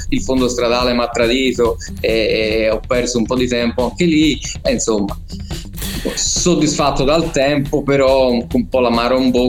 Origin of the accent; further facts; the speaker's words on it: Florence, Tuscany, Italy; Sì, vabbè, così perché sono di Firenze, diciamo.